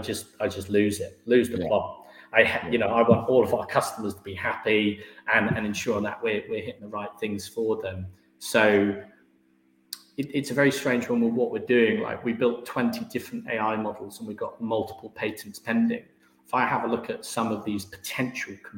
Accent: Herefordshire, West Midlands, United Kingdom; moved away as an adult; now in London, United Kingdom; I'm from Herefordshire. We're quite an agricultural county

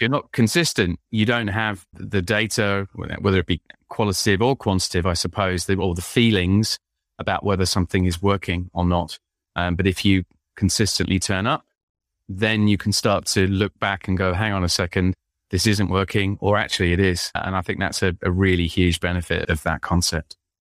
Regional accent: London, United Kingdom; now in Windsor, United Kingdom; I'm an Englishman. I was born in London

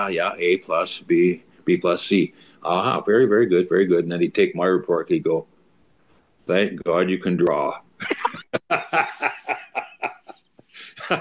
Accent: Stettler, Alberta, Canada; moved away as an adult; also born or lived in North Battleford, Saskatchewan / Seattle, Washington; when I was growing up in Stettler

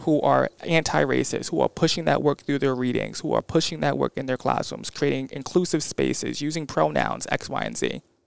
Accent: Bridgeport, Connecticut, United States; I'm from Bridgeport

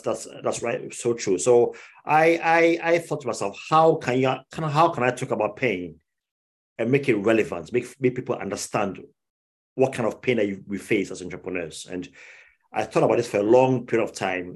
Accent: Ghana; moved away as an adult; now in United Kingdom; I grew up in Ghana. Um, I left I left the UK when I was five years old. Grew up in Ghana.

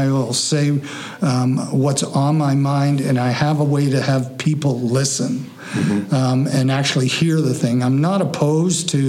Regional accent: Collingwood, Ontario, Canada; moved away as an adult; now in Eugenia, Canada; Born and raised in Collingwood, Ontario

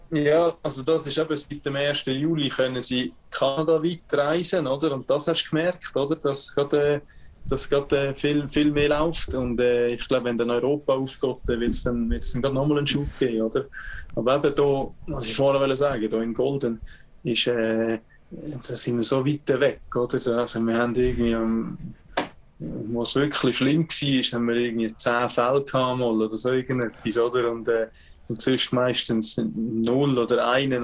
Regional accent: Switzerland; also born or lived in Calgary, Canada; now in Canada; ich spiele in der Schweiz und ich bin Schweizer

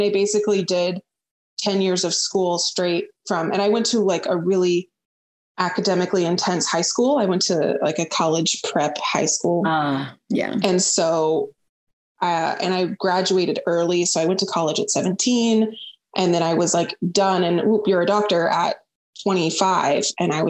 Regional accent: Central California near Fresno, United States; moved away as an adult; also born or lived in Davis, California / Dallas, Texas / Tulsa, Oklahoma; now in Portland, United States; I grew up in Central California near Fresno.

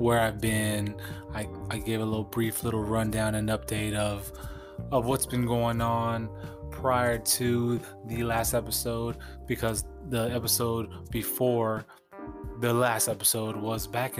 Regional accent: San Diego, California, United States; my hometown of San Diego, California

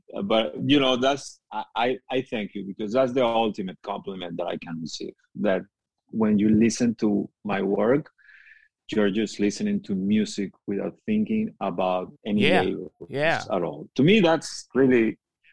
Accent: Caracas, Capital District, Venezuela; moved away; the music that I grew up with in Caracas

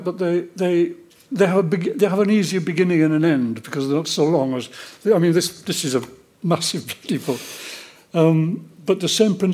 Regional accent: New Zealand; I feel it as a New Zealander.

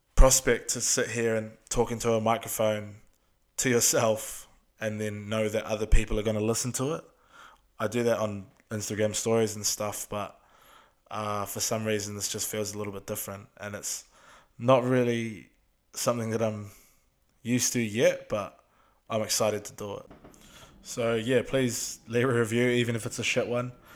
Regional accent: Auckland, New Zealand; we're from Auckland, we're from South Auckland.

